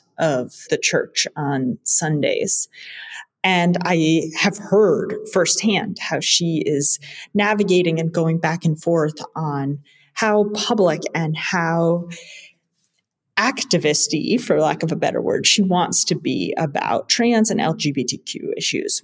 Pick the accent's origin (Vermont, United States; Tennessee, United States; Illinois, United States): Vermont, United States; moved away as an adult; also born or lived in India; now in Belgium; I am from the US. I spent the last 5 years working full-time as a politics and healthcare reporter in my home state of Vermont